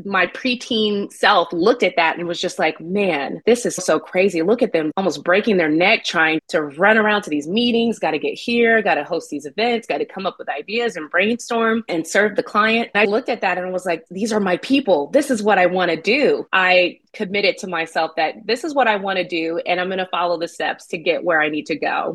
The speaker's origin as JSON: {"language": "English", "town": "Nashville", "region": "Tennessee", "country": "United States", "moved": "yes", "lives_now": "Austin, United States", "said": "I'm originally from Nashville"}